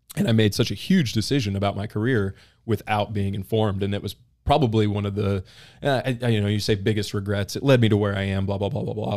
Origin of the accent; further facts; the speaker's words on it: Nixa, Missouri, United States; I grew up mostly in Southwest Missouri, uh, Nixa, Missouri